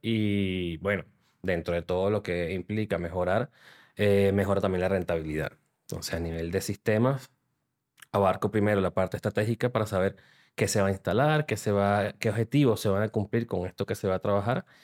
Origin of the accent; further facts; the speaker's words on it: Venezuela; moved away as an adult; also born or lived in Panama; now in Spain; desde que salí de Venezuela, soy de Venezuela